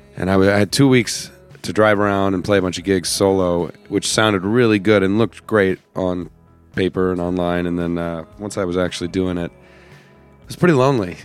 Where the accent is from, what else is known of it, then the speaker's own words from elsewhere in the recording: Idaho, United States; also born or lived in Los Angeles; now in Nashville, United States; I'm from Idaho